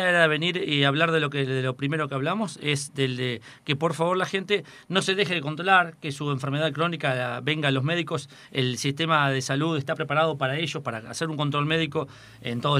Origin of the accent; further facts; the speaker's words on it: General Alvear, Buenos Aires Province, Argentina; soy de Alvear